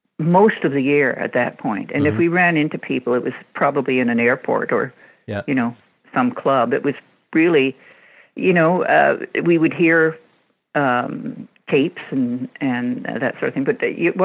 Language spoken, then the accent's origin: English; Canada; One of the great advantages of being Canadian is that you actually got television experience.